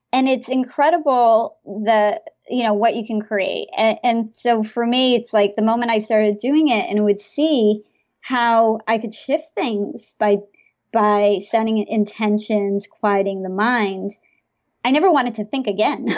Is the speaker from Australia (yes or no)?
no; India; I'm from India